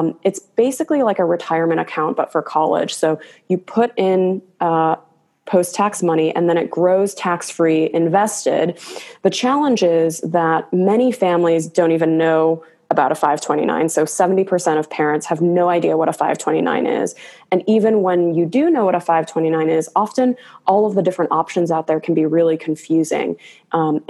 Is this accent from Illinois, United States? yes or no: yes; Chicago suburbs, Illinois, United States; moved away as an adult; now in California, United States; I'm originally from the Chicago suburbs, moved out to California